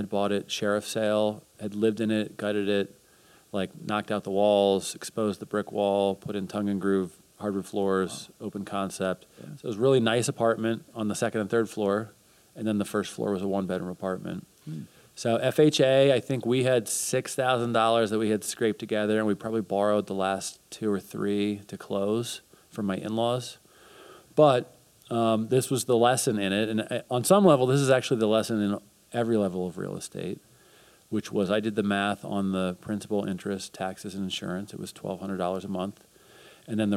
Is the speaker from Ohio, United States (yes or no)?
no; West Chester, Pennsylvania, United States; I'm from Westchester, so just outside of Philly